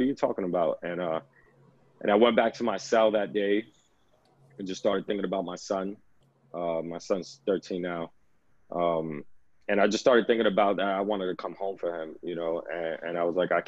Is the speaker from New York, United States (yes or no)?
yes; New York City, New York, United States; I was born and raised in the Lower East Side, still live here, probably gonna die here